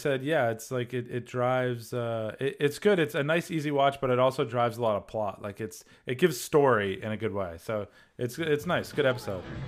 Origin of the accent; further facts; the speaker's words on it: Massachusetts, United States; moved away; Massachusetts where I belong. My accent's coming back